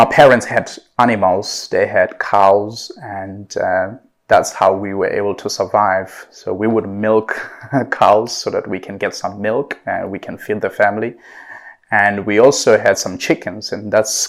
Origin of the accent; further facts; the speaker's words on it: Clarens, Free State, South Africa; also born or lived in United Kingdom; now in Dubai, United Arab Emirates; I'm originally from South Africa, from a very small town in South Africa called Clarens.